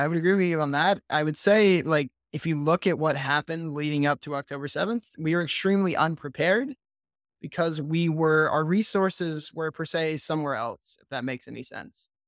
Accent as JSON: {"language": "English", "town": "Vass", "region": "North Carolina", "country": "United States", "tie": "born or raised there", "moved": "as an adult", "lives_now": "Israel", "said": "I'm originally from Vass, North Carolina, small town in the middle of nowhere. I'm a military kid. Dad was in the military for over thirty years. So we moved around a little bit, but then settled down here on a cow farm. Grew up raising cattle"}